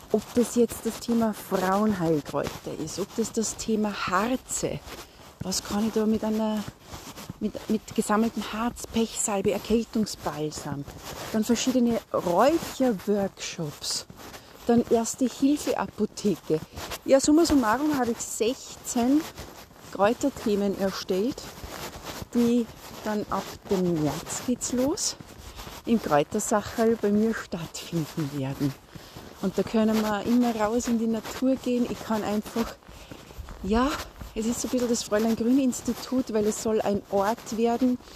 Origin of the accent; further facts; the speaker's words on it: Salzburg, Austria; bei uns in Salzburg, dass du neben einem Mischwald wohnst